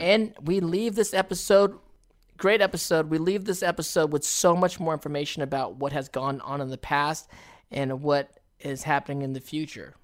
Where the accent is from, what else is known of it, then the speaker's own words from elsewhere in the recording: United States; us as American actors